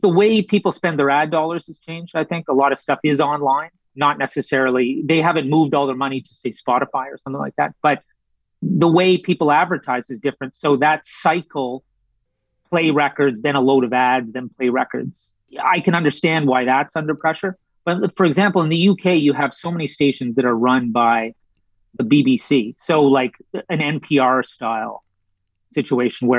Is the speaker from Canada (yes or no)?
yes; Canada; moved away; also born or lived in United Kingdom; I'm Canadian.